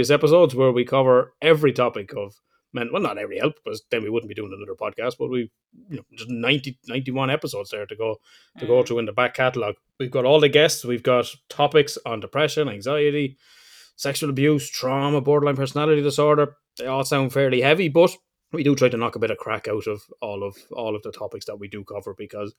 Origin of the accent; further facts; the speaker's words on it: Ireland; I'm Irish and Southern Ireland, we say a tree